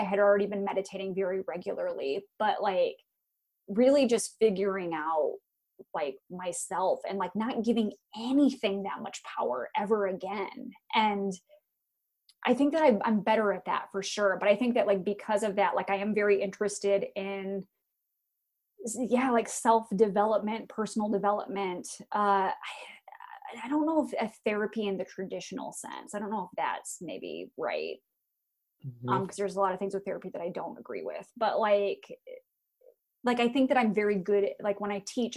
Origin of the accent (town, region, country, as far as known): Iowa, United States; born or raised there; moved away